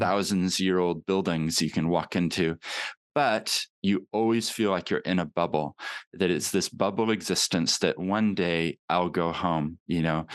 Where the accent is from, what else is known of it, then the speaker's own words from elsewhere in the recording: Papakaio, Otago, New Zealand; now in Christchurch, New Zealand; I've kept my accent, but I actually grew up in New Zealand